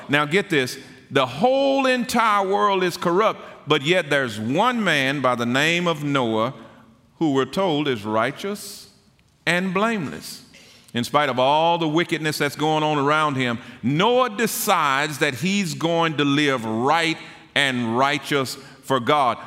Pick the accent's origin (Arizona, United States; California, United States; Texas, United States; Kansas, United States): Texas, United States; Tyler; I was born and raised in Tyler and attended the public school there